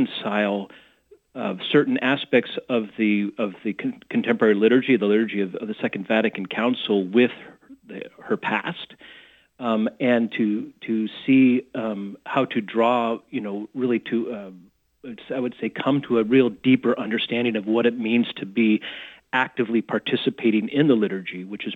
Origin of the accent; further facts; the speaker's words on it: Corvallis, Oregon, United States; I grew up in Corvallis